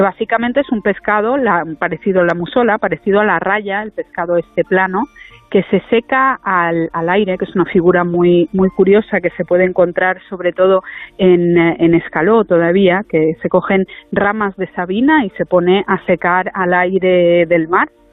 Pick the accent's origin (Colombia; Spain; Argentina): Spain; Formentera, Balearic Islands; also born or lived in Germany; no nací aquí porque mi madre fue una de esas hippies de las que hablabais antes, que vino a Formentera, que se enamoró de mi padre y que nunca más se fue. Entonces nací en Alemania casi porque mi madre estaba de visita allí, pero he pasado toda la vida aquí